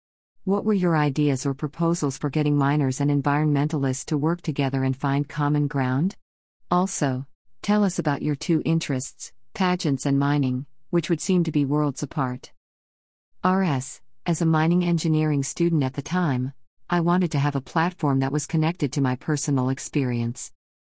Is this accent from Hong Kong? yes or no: no; Freetown, Western Area, Sierra Leone; born there; I was born in Freetown, Sierra Leone, a small country in West Africa.